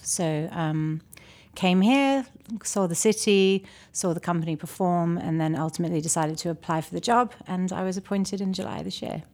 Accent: Toronto, Ontario, Canada; also born or lived in London / Chicago; now in Charlotte, United States; I was born in Toronto, but, uh, my formal studies in classical ballet were in London

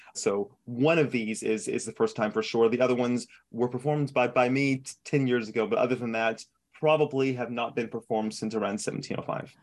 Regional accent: El Paso, Texas, United States; moved away; I, I grew up in El Paso, so I grew up in a Hispanic background

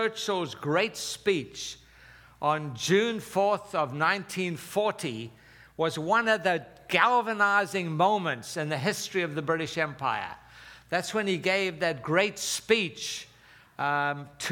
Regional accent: Durban, KwaZulu-Natal, South Africa; moved away; I was born and raised in South Africa

